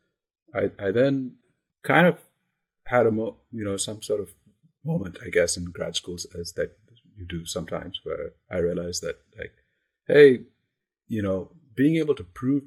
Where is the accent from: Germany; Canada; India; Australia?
India; moved away as an adult; also born or lived in Massachusetts, United States; I grew up in India, and I came to the US as an undergrad